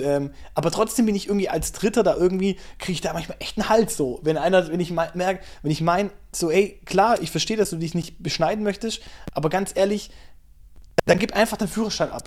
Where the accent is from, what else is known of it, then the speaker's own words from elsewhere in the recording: Germany; bei uns in Deutschland vor 80 Jahren